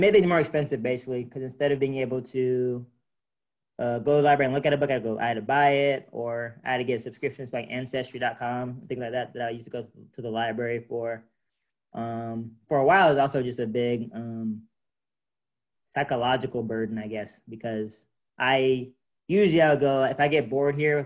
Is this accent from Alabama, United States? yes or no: yes; Alabama, United States; moved away; I'm from Alabama